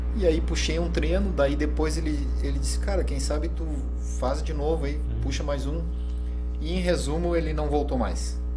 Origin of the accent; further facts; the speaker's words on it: Santana do Livramento, Rio Grande do Sul, Brazil; eu já nasci em Santana do Livramento